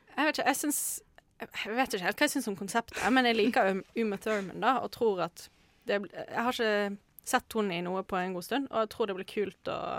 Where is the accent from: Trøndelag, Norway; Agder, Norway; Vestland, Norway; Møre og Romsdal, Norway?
Vestland, Norway; Bergen; now in Oslo, Norway; jeg er en bergenser i Oslo som jobber på Plantasjen